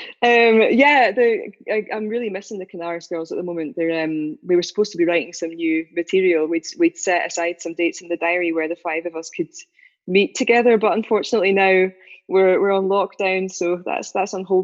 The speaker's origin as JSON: {"language": "English", "area": "Dumfries and Galloway", "region": "Scotland", "country": "United Kingdom", "tie": "born or raised there", "said": "where I was growing up in Dumfries and Galloway"}